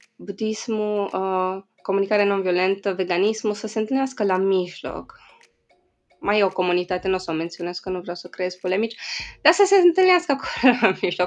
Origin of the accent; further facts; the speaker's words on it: Sighișoara, Mureș County, Romania; moved away; În Sighișoara, în orașul meu natal